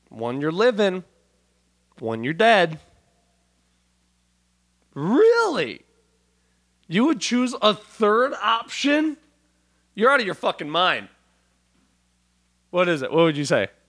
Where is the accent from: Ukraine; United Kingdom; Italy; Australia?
Italy; Milan, Lombardy; I did like a helicopter tour out where we grew up in Milan